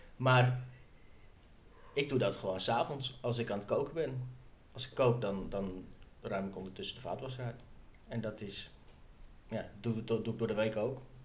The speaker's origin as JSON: {"language": "Dutch", "region": "northern Netherlands", "country": "Netherlands", "said": "Ik kom ook uit het noorden van het land"}